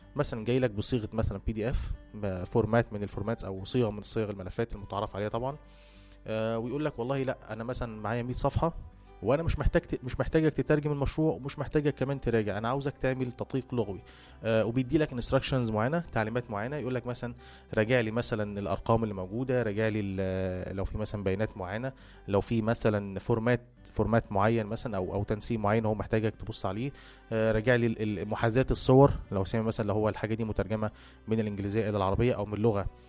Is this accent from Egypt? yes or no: yes; Egypt; احنا عندنا في مصر